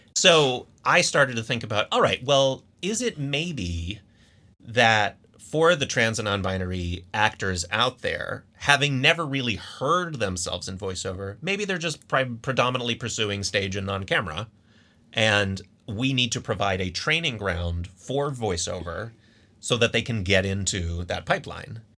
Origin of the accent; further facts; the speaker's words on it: Scranton, Pennsylvania, United States; I'm originally from Scranton, Pennsylvania